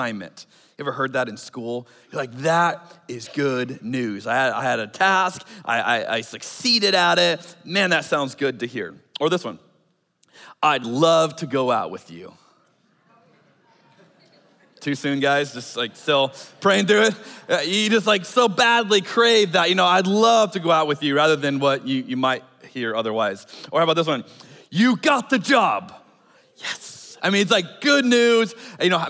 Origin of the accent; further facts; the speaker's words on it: Arizona, United States; moved away; I grew up in Arizona.